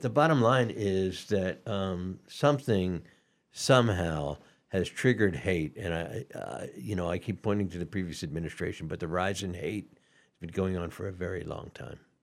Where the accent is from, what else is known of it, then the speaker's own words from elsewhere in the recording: Atlanta, Georgia, United States; moved away; I was raised in Atlanta